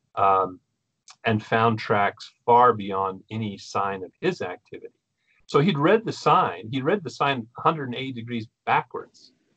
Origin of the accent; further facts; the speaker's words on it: Spokane, Pacific Northwest, United States; I grew up in the in the Pacific and Intermountain West here of North America